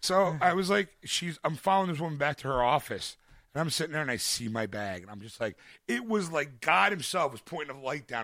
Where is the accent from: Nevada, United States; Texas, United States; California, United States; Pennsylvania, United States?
Pennsylvania, United States; Philadelphia; I'm a Philadelphian in Dallas